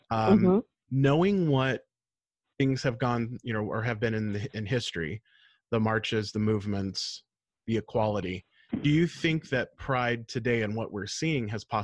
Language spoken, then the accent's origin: English; United States; my pride was being an American.